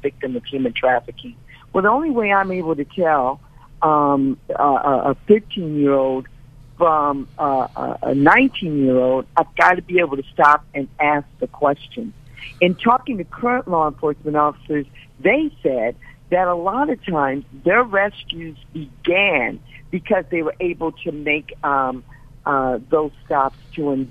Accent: Los Angeles, California, United States; I'm African American. I'm from South Central LA.

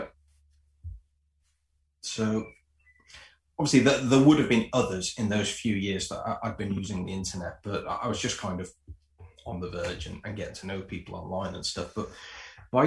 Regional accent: Liverpool, North West England, United Kingdom; also born or lived in Preston; I'm from Liverpool, but I went to university in Preston.

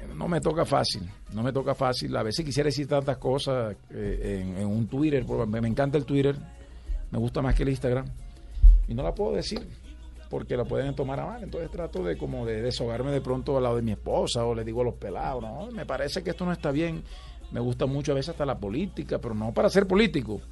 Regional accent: Valledupar, Cesar, Colombia; Yo nací en Valledupar

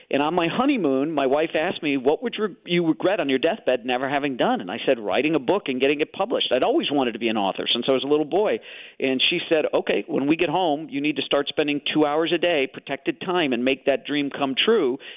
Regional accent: Chicago, Illinois, United States; I grew up in Chicago, so I have these good Midwestern values

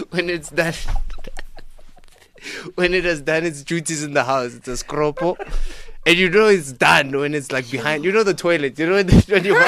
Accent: Limpopo, South Africa; English is a second language; moved away; I came from Limpopo, learned English in 2006

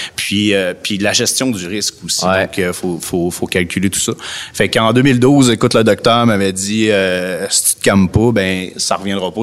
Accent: Lévis, Quebec, Canada; also born or lived in Montreal; Je suis un gars natif de Lévis

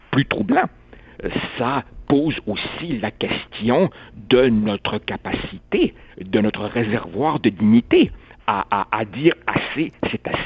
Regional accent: Quebec, Canada; j'ai toujours dit que je n'étais pas un Uruguayen, j'étais un Québécois avec un drôle de nom

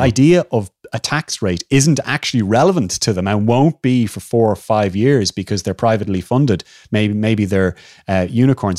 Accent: Ireland

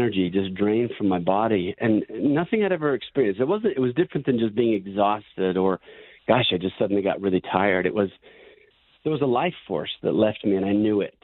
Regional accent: Spanish Fork, Utah, United States; moved away as an adult; also born or lived in Sacramento, California / San Francisco, California; I loved Spanish Fork, but I didn't appreciate it in my youth. And now I think back on it, and I was raised in paradise, really.

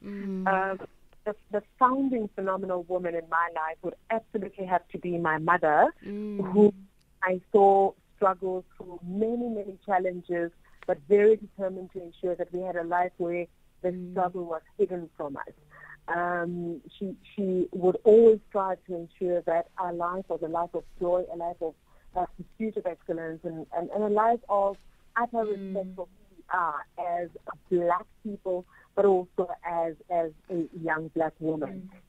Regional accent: South Africa; you've got to be able to understand as a South African that you're part of a far larger community that includes beyond our borders

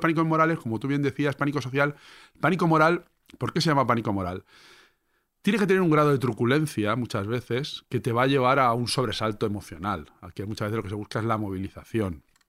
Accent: Levante, Spain; somos de Levante

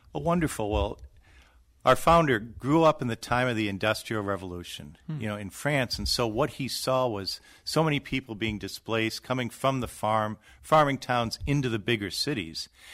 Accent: Wisconsin, United States; I grew up in Wisconsin

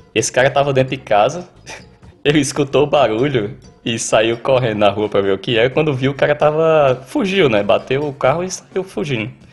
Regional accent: Patos, Paraíba, Brazil; moved away as an adult; now in Australia; eu sou de Patos, no interior da Paraíba

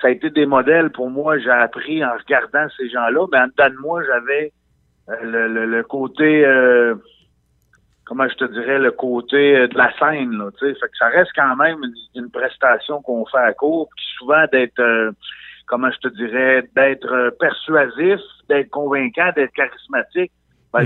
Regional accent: Côte-Nord, Quebec, Canada; moved away as an adult; je suis parti de la Côte-Nord, moi, en 98

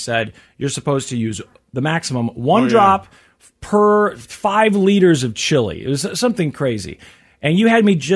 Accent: Midwest, United States; I'm from the Midwest

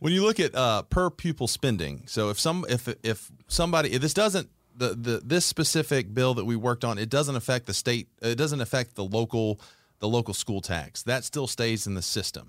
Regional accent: Conyers, Georgia, United States; I grew up in Conyers, Georgia, which is on the east side of Atlanta

